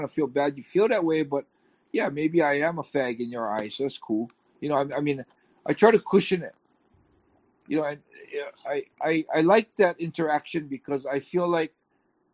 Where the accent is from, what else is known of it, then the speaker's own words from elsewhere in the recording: Hawaii, United States; I'm from Hawaii, I'm American